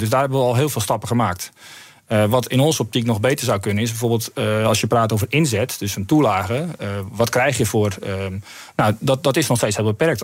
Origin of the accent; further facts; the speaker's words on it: Netherlands; wij zelf ook als Nederlanders